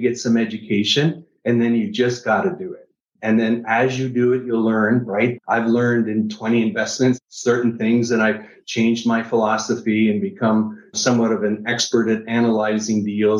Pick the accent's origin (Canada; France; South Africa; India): Canada; Niagara Falls, Ontario; now in United States; I'm from Niagara Falls, Canada. It's originally Canadian, moved to the US.